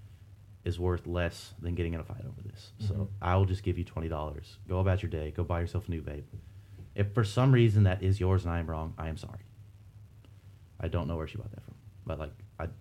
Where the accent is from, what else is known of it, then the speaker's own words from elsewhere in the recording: Rocky Mountain range, Rocky Mountains, United States; also born or lived in Washington; I'm being from the Rocky Mountain range